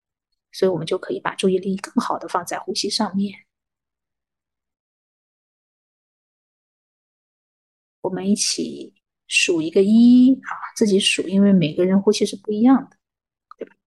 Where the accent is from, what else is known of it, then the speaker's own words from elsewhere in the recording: China; 我们中国人讲眼观鼻，对不对？